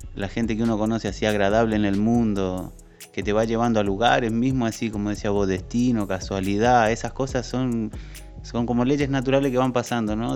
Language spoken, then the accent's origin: Spanish; Argentina; moved away; soy de Argentina